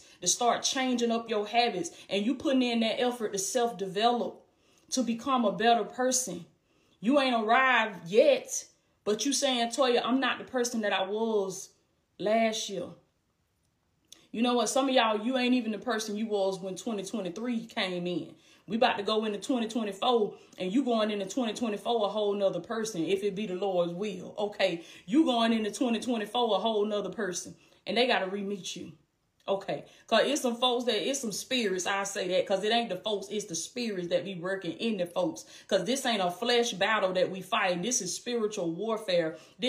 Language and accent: English; Blakely, Georgia, United States; Blakely, Georgia, my hometown, anything.